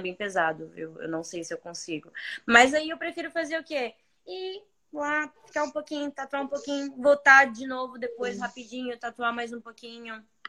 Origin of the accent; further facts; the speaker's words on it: interior of Espírito Santo, Brazil; moved away as an adult; now in Toronto, Canada; Sou bem do interior do Espírito Santo